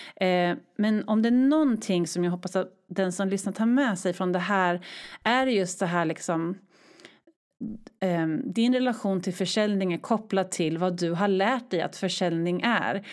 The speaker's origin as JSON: {"language": "Swedish", "town": "Örebro", "region": "Örebro County", "country": "Sweden", "tie": "born or raised there", "also_born_or_lived": "Stockholm", "moved": "as an adult", "lives_now": "Örebro, Sweden", "said": "flyttade till min hemstad Örebro"}